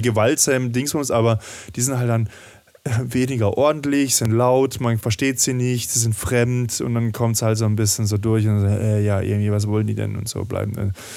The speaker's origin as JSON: {"language": "German", "region": "German-French border region", "country": "Germany", "tie": "born or raised there", "said": "ich bin ja in der Grenzregion aufgewachsen"}